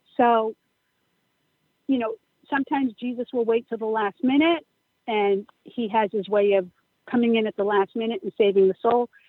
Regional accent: Upton, Massachusetts, United States; St. Gabriel's Church in Upton, Massachusetts. It's um, my hometown

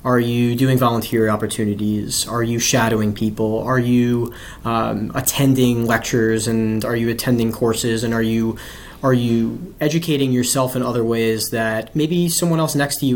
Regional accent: Bellmore, New York, United States; moved away as an adult; also born or lived in Los Angeles; now in Washington, D.C., United States; So I grew up in a town called Belmore

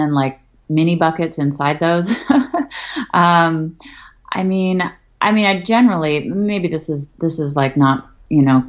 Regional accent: Berkeley, California, United States; moved away; I grew up in Berkeley, California

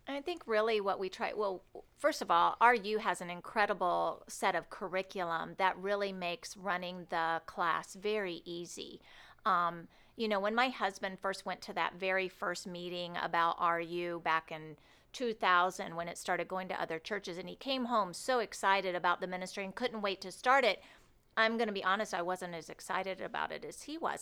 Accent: Cloverdale, Indiana, United States; born or raised there; moved away as an adult; now in Rockford, United States

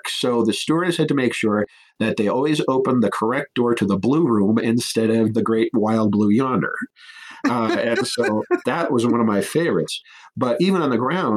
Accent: Cheyenne, Wyoming, United States; my hometown of Cheyenne

